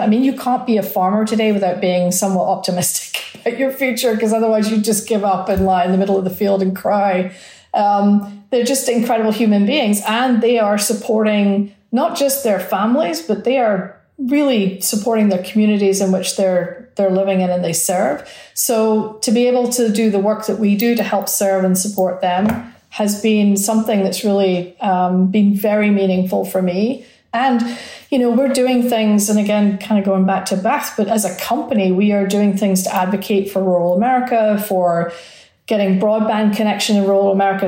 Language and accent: English; Scotland, United Kingdom; also born or lived in Milwaukee; now in Arizona, United States; I come from Scotland